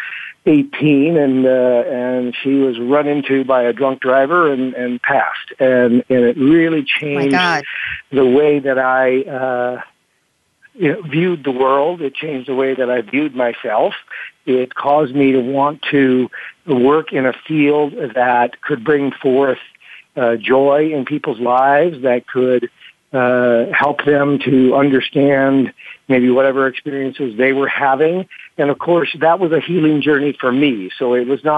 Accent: Rockford, Illinois, United States; the Performing Arts Center of my hometown, which is Rockford, Illinois.

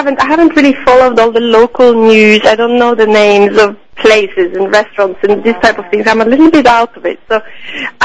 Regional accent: Norway; moved away as an adult; also born or lived in Italy / Switzerland; now in Oslo, Norway; I was born and I grew up here in Norway, and then in my early 20s I went to Italy and I stayed for many, many years.

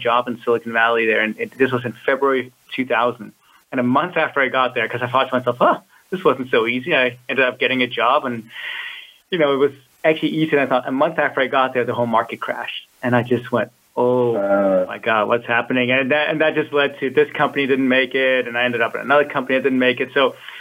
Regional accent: Copenhagen, Capital Region of Denmark, Denmark; moved away as an adult; also born or lived in California; I'm originally from Copenhagen, Denmark. But when I was 21, I bought a one-way ticket to California.

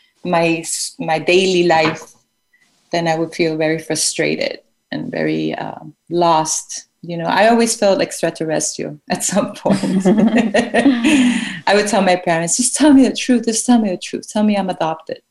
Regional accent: Colombia; growing up in Colombia in the 80s and the 90s was quite impactful

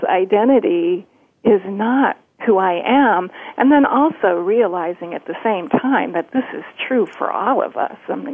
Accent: Detroit, Michigan, United States; Uh, I came from Detroit, so my clients were usually in the auto industry

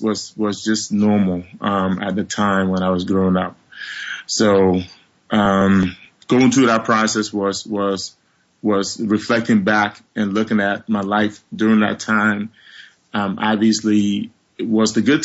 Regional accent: Liberia; also born or lived in Monrovia / Bong; now in United States; Growing up in Liberia

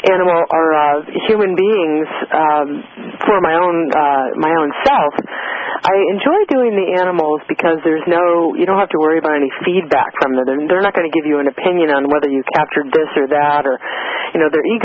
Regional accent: East Coast, United States; I was born in the East on the in the East on the East Coast

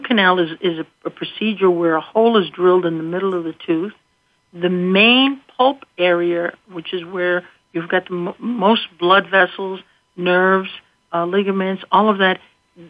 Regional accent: Scranton, Pennsylvania, United States; from Scranton, Pennsylvania.

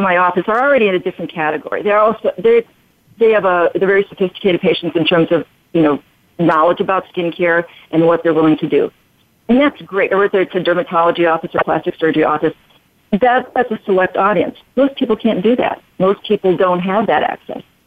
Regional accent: Chicago, Illinois, United States; also born or lived in Albuquerque; now in Las Vegas, United States; I'm originally from Chicago, um, and I've lived in Albuquerque.

